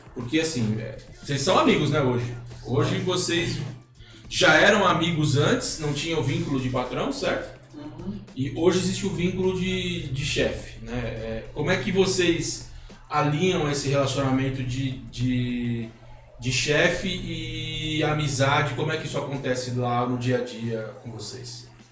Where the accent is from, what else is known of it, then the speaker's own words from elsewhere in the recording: São Paulo, Brazil; now in Lambari, Brazil; Eu sou de São Paulo. Eu não sou, não sou de Lambari